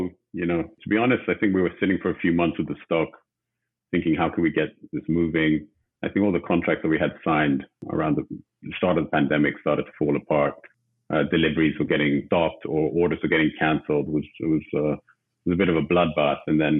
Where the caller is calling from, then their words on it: Los Angeles, California, United States; calling from Los Angeles, California today.